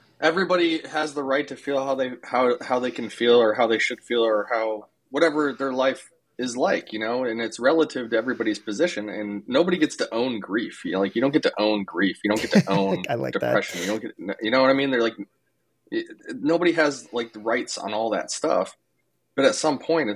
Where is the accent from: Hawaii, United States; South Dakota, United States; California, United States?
South Dakota, United States; I'm from South Dakota.